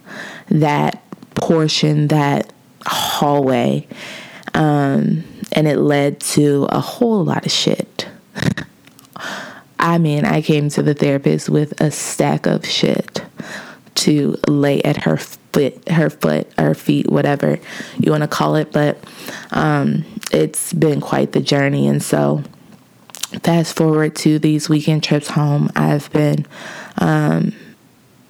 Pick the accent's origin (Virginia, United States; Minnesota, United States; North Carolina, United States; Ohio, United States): Ohio, United States; Lincoln Heights; moved away; I was born and raised in Cincinnati, Ohio, in a suburb or a village, quote unquote, because that is what it is incorporated as, of Lincoln Heights.